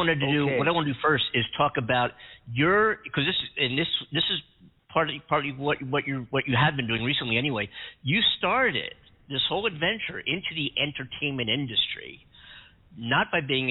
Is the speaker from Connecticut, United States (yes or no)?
no; Philadelphia, Pennsylvania, United States; grew up listening to Philadelphia radio